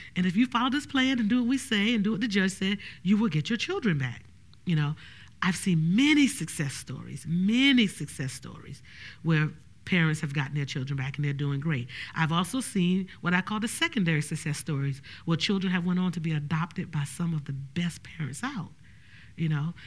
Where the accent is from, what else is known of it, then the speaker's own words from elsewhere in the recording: Orangeburg, South Carolina, United States; I was raised in Orangeburg, South Carolina and not Bronx, New York.